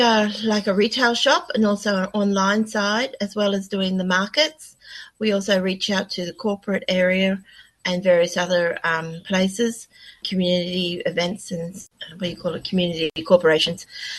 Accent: Gold Coast, Queensland, Australia; I'm born and bred on the Gold Coast. I have strong community ties to the Gold Coast. I'm a traditional owner from this region and also Wulumbin, as you mentioned. It's on my mum's side

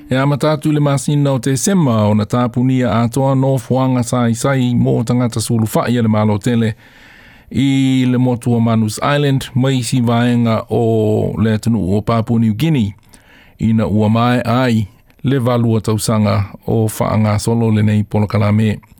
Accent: Sri Lanka; now in Australia; I am from Sri Lanka. I came to Australia seeking asylum and safety. I am a uh, refugee.

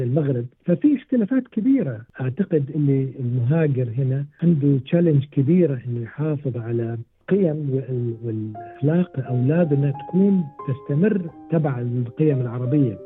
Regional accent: Kuwait; moved away as an adult; also born or lived in Cairo, Egypt / Iraq; now in Australia; أنا مولود في القاهرة أنا مصري الأب والأم مولود في القاهرة في سنة 54 ولكن مع اني تولدت في القاهره الا انه تركنا مصر في نفس 54 وانا عمري شهرين

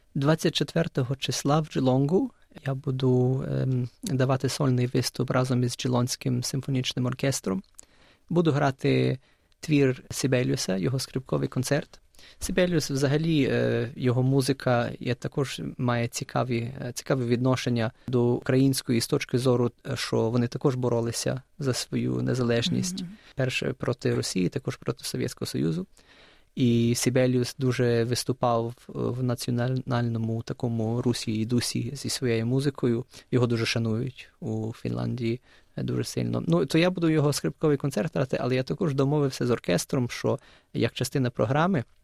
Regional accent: Melbourne, Victoria, Australia; also born or lived in Ukraine / United States; я народився в Україні 4,5 років мав, коли переїхав до Австралії. Я тут е, ріс

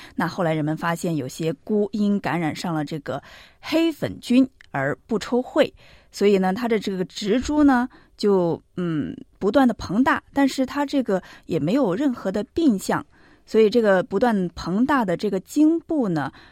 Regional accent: Sichuan, China; now in Australia; 因为我们在四川，它叫高笋

